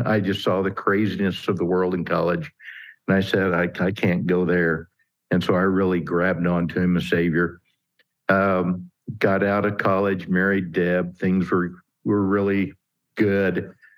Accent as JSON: {"language": "English", "region": "Kansas", "country": "United States", "tie": "born or raised there", "said": "I'm a Kansas farm kid, grew up in a town of about four thousand folks."}